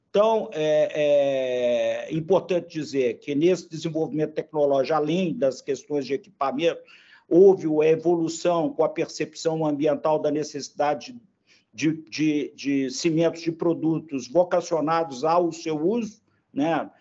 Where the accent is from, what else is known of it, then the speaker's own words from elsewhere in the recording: Belo Horizonte, Minas Gerais, Brazil; accent: mineiro; eu pelo sotaque, eu me denuncio, né? É, eu sou mineiro, de Belo Horizonte